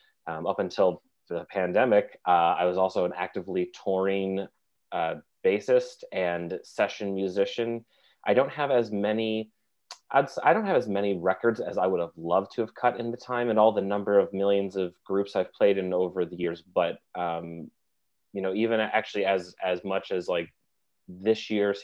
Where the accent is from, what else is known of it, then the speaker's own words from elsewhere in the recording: Finger Lakes region, upstate New York, United States; moved away as an adult; also born or lived in Oneonta, New York; now in New York City, United States; I'm a musician, bassist, and a songwriter from upstate New York. I'm from the Finger Lakes region